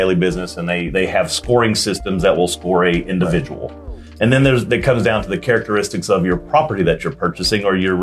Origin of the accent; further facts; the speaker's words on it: Arlington, Texas, United States; I was born and raised in Arlington, went to Dunn Elementary, Bailey Junior High, and Arlington High School